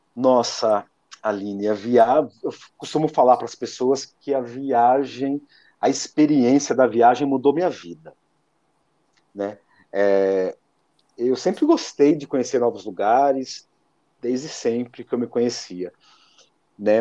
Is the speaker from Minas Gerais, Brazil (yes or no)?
no; Lençóis Paulista, São Paulo, Brazil; moved away as an adult; now in Araçatuba, Brazil; a minha cidade natal, que é Lençóis Paulistas, estou apenas a duzentos e cinquenta quilômetros